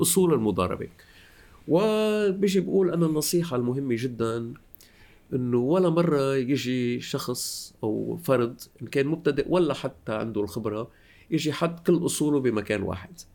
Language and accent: Arabic; Lebanon; moved away as an adult; also born or lived in Beirut, Lebanon / Paris, France; now in France; أنا لبناني الأصل